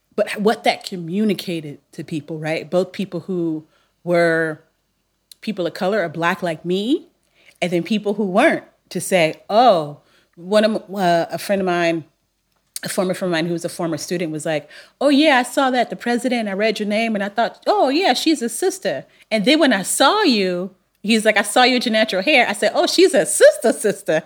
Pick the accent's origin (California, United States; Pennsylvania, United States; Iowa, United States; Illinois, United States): California, United States; Long Beach; I'm from Long Beach, so I'm confident, but I'm laid back.